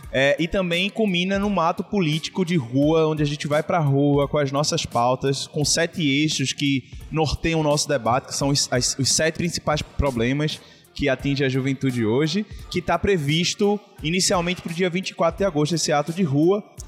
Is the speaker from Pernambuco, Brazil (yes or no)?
yes; Olinda, Pernambuco, Brazil; also born or lived in Recife; eu nasci é, em Recife, mas morei a minha vida inteira numa comunidade é, de peixinhos, é, em Olinda